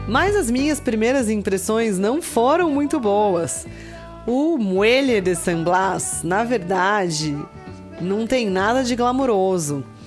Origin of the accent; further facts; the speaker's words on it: Brazil; a gente é brasileiro